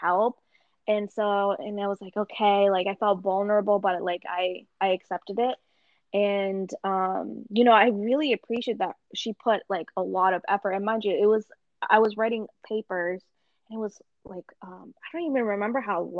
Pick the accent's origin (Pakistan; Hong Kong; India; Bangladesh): Pakistan; me being Pakistani